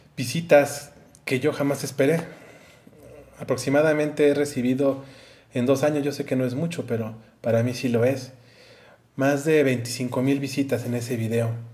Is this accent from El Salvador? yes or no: no; Mexico; yo soy de México